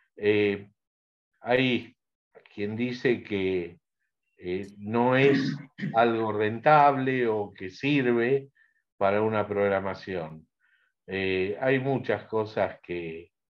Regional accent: Argentina; yo soy argentino

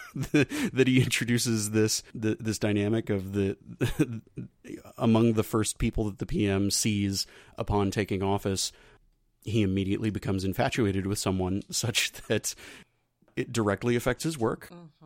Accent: United States; when George W. Bush was my president

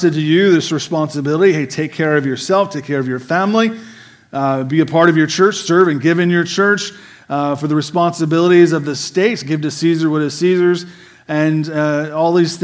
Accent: United States

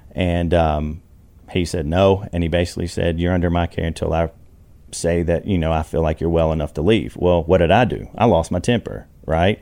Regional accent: Alabama, United States; I grew up poor in Alabama

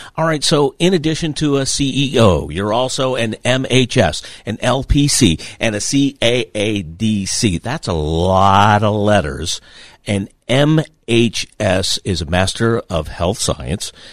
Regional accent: New Castle, Pennsylvania, United States; my hometown of Newcastle

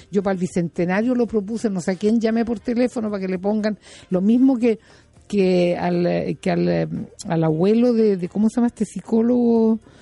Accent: Chile; aquí en Chile

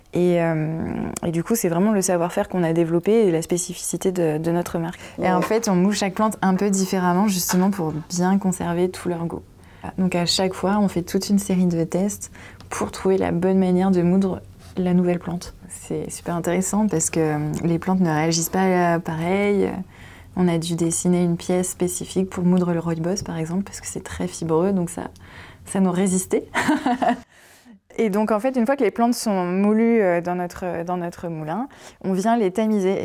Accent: Picardy, Hauts-de-France, France; moved away as an adult; also born or lived in Noisy-le-Grand / Vincennes; Moi je venais de Picardie

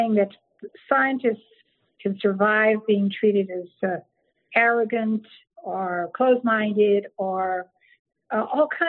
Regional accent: San Antonio, Texas, United States; moved away; also born or lived in New York City / western New Jersey; We grew up in Texas in San Antonio

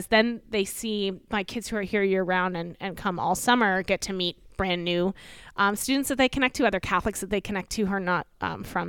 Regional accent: Fort Myers, Florida, United States; moved away as an adult; also born or lived in Philadelphia, Pennsylvania / California; now in Ocean City, United States; I grew up in Fort Myers, Florida, so Southwest

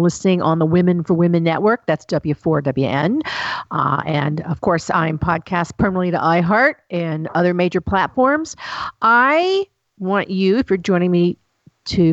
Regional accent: Tennessee, United States; I'm from the South. I'm from Tennessee

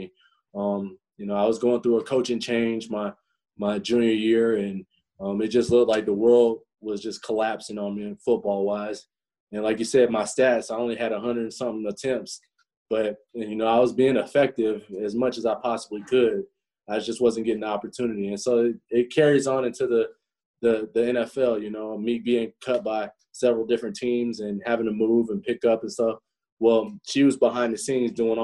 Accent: Florida, United States; moved away as an adult; also born or lived in Indiana; I'm from Florida, and, you know, Florida kid coming up to Indiana

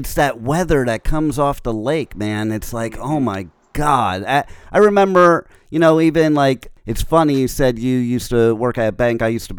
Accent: United States; I'm a Yankee. I'm from New York and New Jersey.

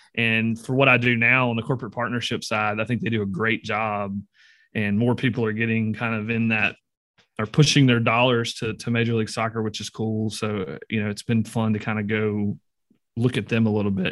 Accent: Greenville, Mississippi, United States; I grew up in Greenville, Mississippi

